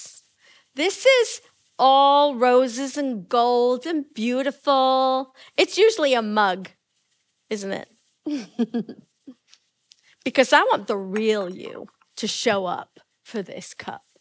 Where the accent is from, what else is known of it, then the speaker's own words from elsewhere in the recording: England, United Kingdom; moved away; I come from England.